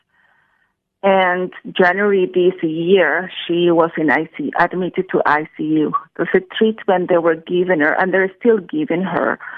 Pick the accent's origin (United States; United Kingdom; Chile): Chile; moved away; I'm from Chile in South America